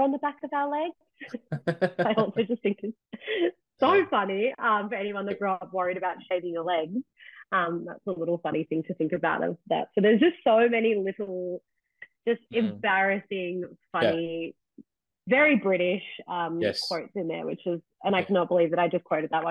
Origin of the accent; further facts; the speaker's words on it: Australia; I'm the Aussie in England